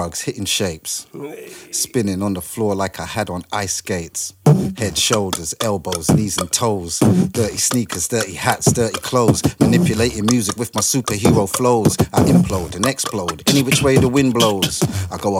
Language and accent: English; London, United Kingdom; also born or lived in Trinidad; growing up in London